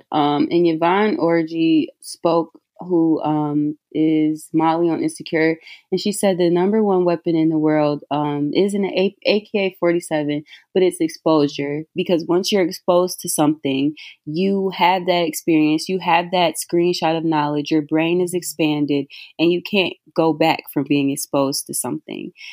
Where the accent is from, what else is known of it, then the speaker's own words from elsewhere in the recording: Detroit, Michigan, United States; I'm from Detroit